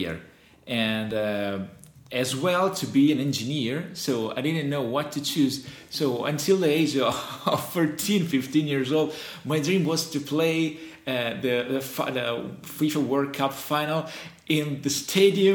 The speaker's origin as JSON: {"language": "English", "town": "Fano", "region": "Marche", "country": "Italy", "tie": "born or raised there", "also_born_or_lived": "Fossombrone / Ancona", "second_language": "English", "moved": "as an adult", "lives_now": "Bologna, Italy", "said": "It's a very little city, but I grew up in Fano."}